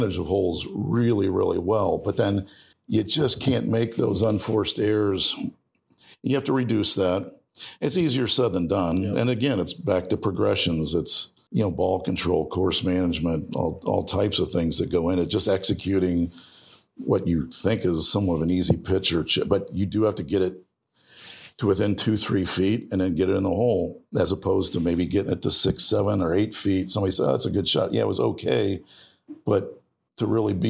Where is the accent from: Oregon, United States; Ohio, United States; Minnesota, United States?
Ohio, United States; I grew up in Ohio